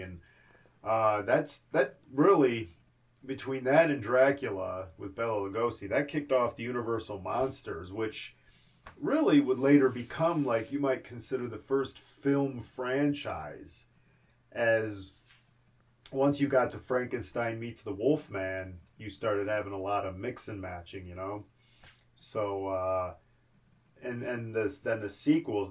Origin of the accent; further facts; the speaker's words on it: Cleveland, Ohio, United States; Growing up in Cleveland